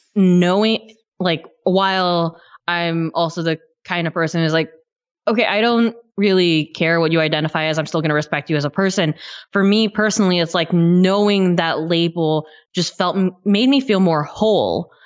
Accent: near Yosemite, California, United States; I grew up near Yosemite

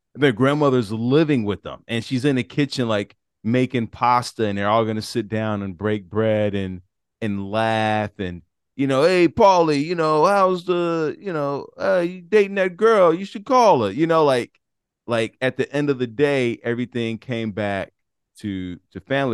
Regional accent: Chicago, Illinois, United States; I'm from Chicago

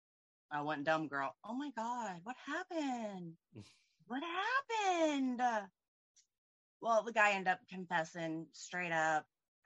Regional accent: Indianapolis, Indiana, United States; Indianapolis, Indiana.

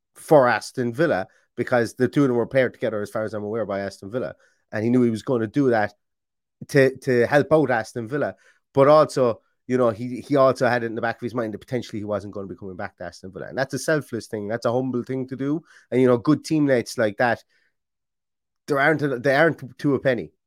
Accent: Ireland; I'm Irish

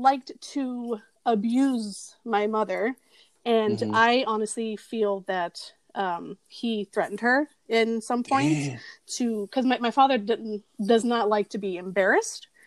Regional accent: Miami, Florida, United States; I grew up in Miami

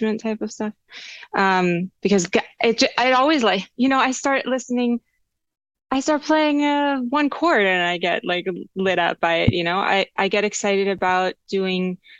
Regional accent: Charlottesville, Virginia, United States; now in Los Angeles, United States; Charlottesville is my hometown scene

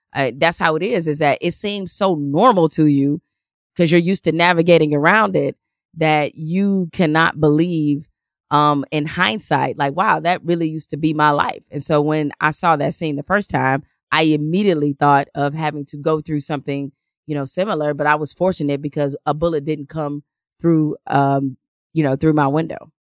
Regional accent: Detroit, Michigan, United States; when I was, uh, growing up in Detroit and, um, we lived on the west side

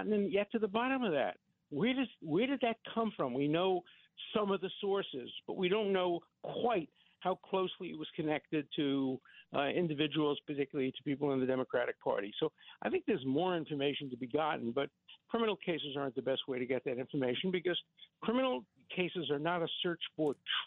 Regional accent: New York City, New York, United States; I grew up in Borough Park in Brooklyn

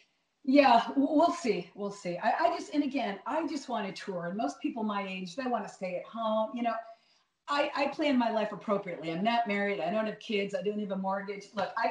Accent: New York City, New York, United States; moved away; also born or lived in San Francisco; I come from New York.

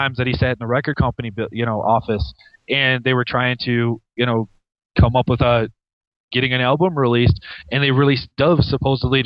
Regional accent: Michigan, United States; now in New Mexico, United States; being from the great state of Michigan.

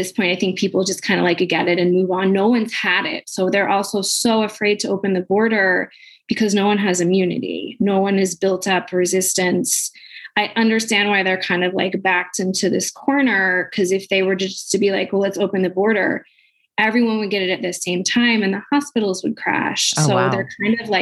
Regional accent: United States; moved away as an adult; now in Shanghai, China; I'm American

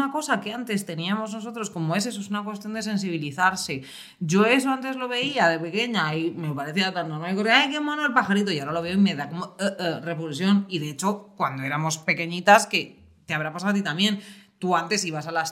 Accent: Ávila, Castile and León, Spain; Que soy de Ávila, hija. Llevo comiendo chuletones

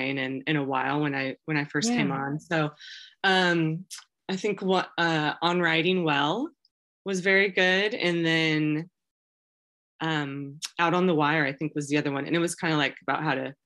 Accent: Wichita, Kansas, United States; I grew up in Wichita.

